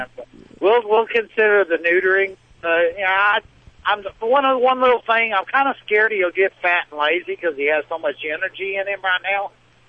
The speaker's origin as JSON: {"language": "English", "town": "Waco", "region": "Texas", "country": "United States", "tie": "born or raised there", "said": "My hometown's Waco, Texas"}